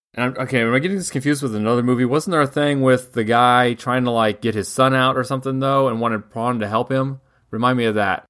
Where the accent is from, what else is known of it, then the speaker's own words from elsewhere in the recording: United States; as American mutts